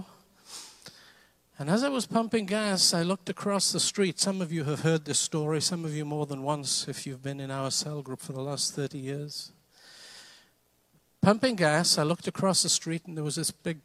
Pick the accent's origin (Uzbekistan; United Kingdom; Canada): United Kingdom; Wales; now in United States; I lived in Wales. I'm Welsh. Came to this country in 1975